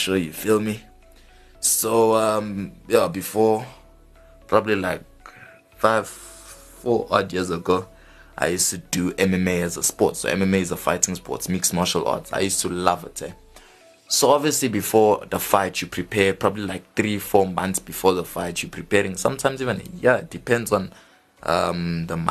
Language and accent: English; Johannesburg, Gauteng, South Africa; we're from Johannesburg South